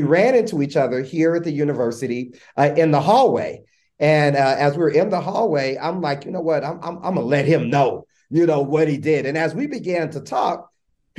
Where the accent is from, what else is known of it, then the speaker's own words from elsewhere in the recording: Los Angeles, California, United States; I'm from Los Angeles, California, man. South Central Los Angeles, born a mom who was phenomenal